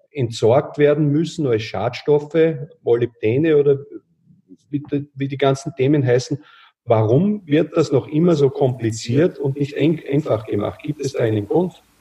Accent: Austria; gerade bei uns in Österreich, aber ich glaube teilweise auch noch bei euch in Deutschland

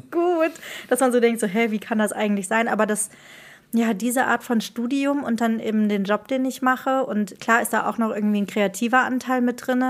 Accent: Marburg, Hesse, Germany; moved away as an adult; now in Rhineland, Germany; Ich komme aus Marburg

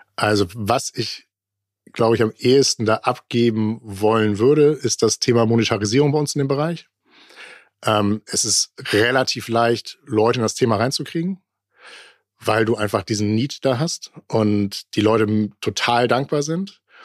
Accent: Germany; bei uns in Deutschland

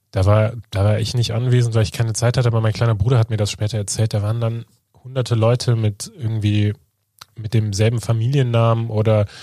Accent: West Germany, Germany; Also ich muss mir ja auch als Westdeutscher nicht immer anhören, so, okay, du kommst aus Westdeutschland

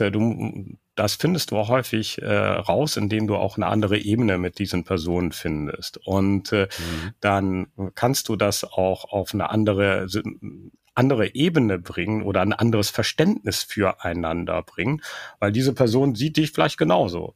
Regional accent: Germany; wir Deutschen

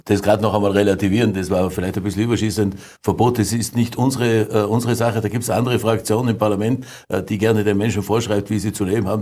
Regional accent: Tyrol, Austria; als Tiroler

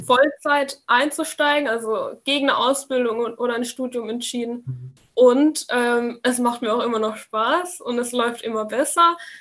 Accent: near Würzburg, Bavaria, Germany; komme aus der Nähe von Würzburg

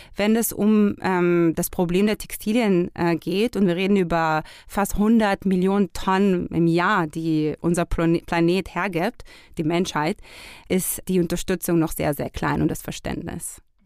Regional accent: Israel; now in Germany; wir kommen ja aus Israel.

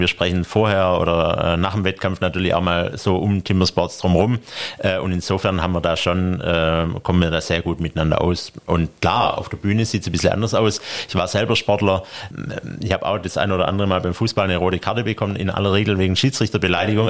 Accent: Stuttgart, Baden-Württemberg, Germany; komme ich aus Stuttgart

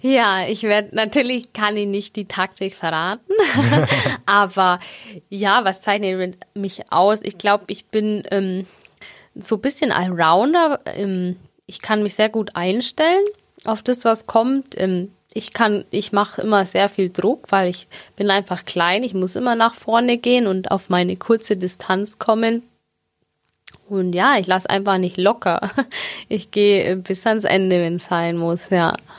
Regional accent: Augsburg, Bavaria, Germany; ich bin gebürtige Augsburgerin. genau, irgendwie nie hier weggekommen

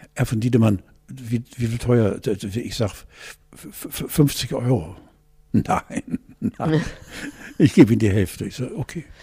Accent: West Germany, Germany; also born or lived in Hamburg; wir Westis

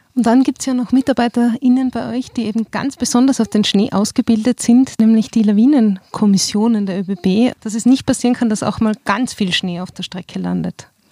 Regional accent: Tyrol, Austria; bei uns in Tirol

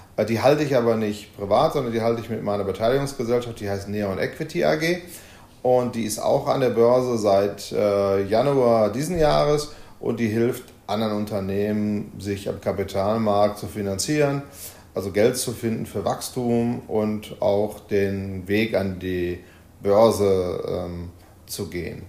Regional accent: Essen, North Rhine-Westphalia, Germany; im Ruhrgebiet, in meiner Heimatstadt Essen

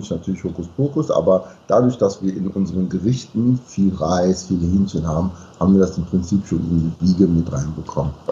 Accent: DR Congo; Der Name stammt aus dem Kongo. Ich komme aus dem Kongo bin 26 Jahre alt, Maschinenbaustudent und passionierter Bodybuilder.

